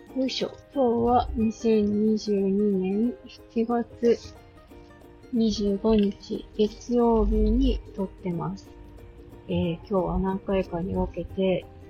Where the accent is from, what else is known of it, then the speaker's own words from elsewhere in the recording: Akita, Japan; also born or lived in Oita / Osaka; 私はお母さんの実家がある大分で生まれて、で、その後、その当時、うんと、お父さんとお母さんが住んでた大阪に戻って、で、そっから、お父さんの実家がある秋田のおじいちゃん家に戻ってきて、妹が生まれるまで、三歳までおじいちゃん家